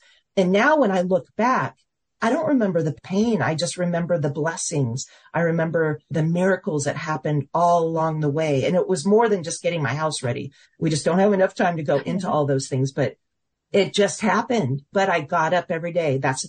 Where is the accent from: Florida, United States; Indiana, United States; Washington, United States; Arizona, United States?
Washington, United States; Seattle; now in Dallas, United States; He came from Pennsylvania. I came from Seattle, Washington. And we both ended up in the Dallas area.